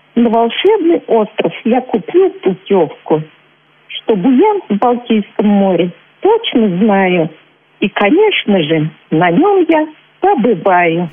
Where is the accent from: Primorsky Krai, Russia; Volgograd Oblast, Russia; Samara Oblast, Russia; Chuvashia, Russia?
Chuvashia, Russia; also born or lived in Udmurtia; Когда было мне 10 месяцев, мои родители решили вернуться в Чувашию. Мы поселились в поселке Кудеси Чебоксарского района